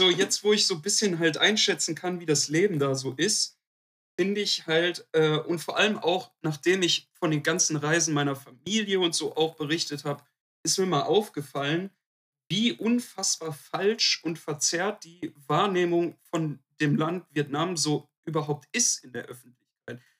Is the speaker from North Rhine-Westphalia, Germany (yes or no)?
yes; Duisburg, North Rhine-Westphalia, Germany